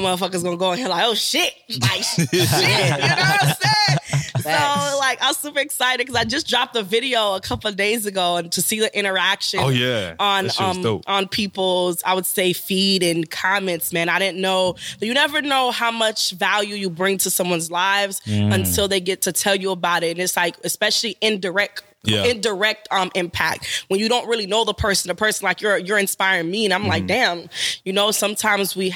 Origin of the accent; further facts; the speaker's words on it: Haiti; moved away; also born or lived in Miami, Florida / Orlando, Florida; Okay, I'm originally from Haiti.